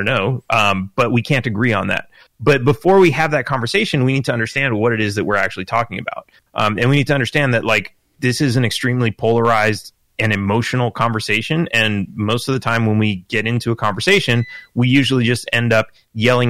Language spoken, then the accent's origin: English; California, United States; I grew up in California